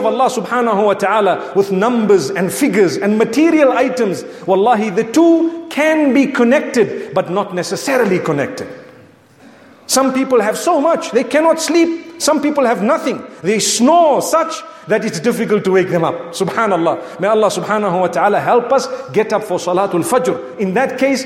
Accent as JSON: {"language": "English", "country": "Zimbabwe", "said": "I come from Zimbabwe"}